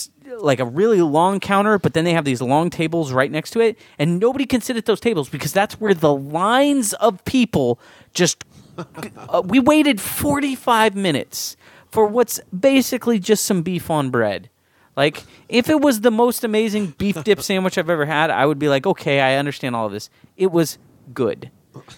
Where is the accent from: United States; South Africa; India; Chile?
United States; San Diego, California; I grew up in San Diego